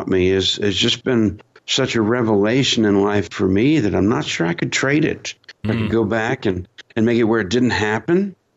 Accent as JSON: {"language": "English", "country": "United States", "said": "as an American fighting soldier"}